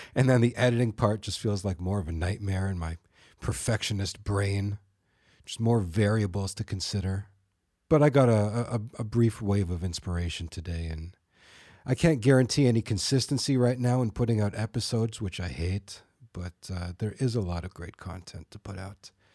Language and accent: English; North York / Thornhill, Ontario, Canada; We, we moved from North York to Thornhill